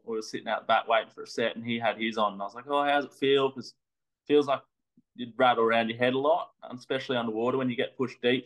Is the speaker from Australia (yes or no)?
yes; Sydney, New South Wales, Australia; I've grown up North Narrabeen, Sydney, pretty epic spot